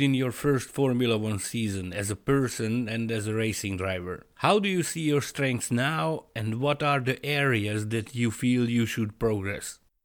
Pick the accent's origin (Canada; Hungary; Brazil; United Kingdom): Hungary; I'm from Hungary